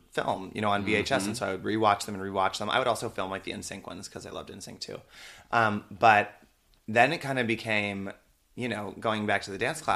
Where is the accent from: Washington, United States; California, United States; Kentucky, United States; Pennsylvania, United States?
Pennsylvania, United States; Pittsburgh; I grew up in Pittsburgh